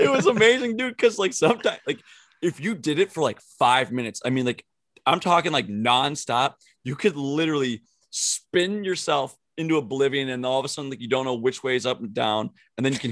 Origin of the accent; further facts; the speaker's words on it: Minnesota, United States; growing up in Minnesota, throwing on the blades and playing in the back of your neighbors